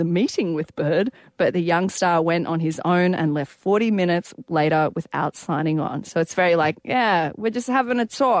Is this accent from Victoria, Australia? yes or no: no; Sydney, New South Wales, Australia; I'm from Sydney